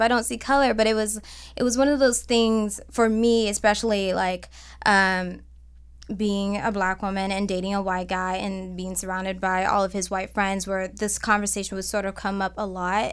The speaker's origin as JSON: {"language": "English", "town": "Cleveland", "region": "Ohio", "country": "United States", "tie": "born or raised there", "moved": "yes", "lives_now": "Los Angeles, United States", "said": "I'm from Cleveland"}